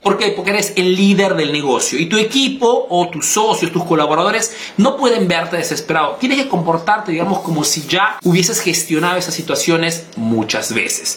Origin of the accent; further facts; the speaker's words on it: Peru; now in Italy; soy un emprendedor peruano que vive en Italia